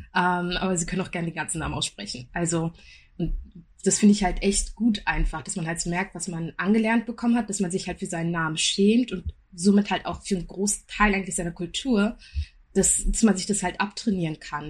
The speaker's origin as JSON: {"language": "German", "region": "Berlin", "country": "Germany", "tie": "born or raised there", "said": "Wir sind alle drei in Berlin groß geworden"}